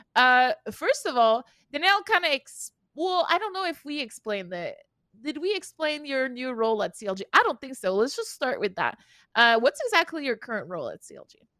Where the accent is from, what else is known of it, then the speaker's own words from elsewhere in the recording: Canada; English is a second language; I'm Canadian